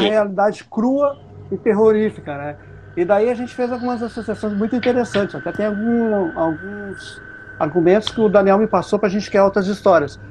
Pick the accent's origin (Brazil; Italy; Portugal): Brazil; Porto Alegre, Rio Grande do Sul; Sou do Sul